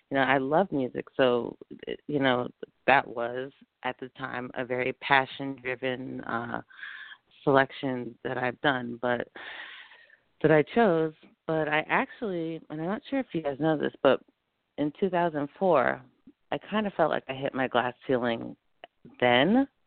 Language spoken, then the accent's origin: English; New York City, New York, United States; And I'm originally from New York City, so it's already a fast paced life.